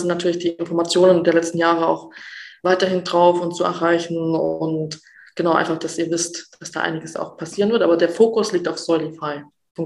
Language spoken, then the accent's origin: German; Saxony, Germany; ich mich als Sachse, auch als Ossi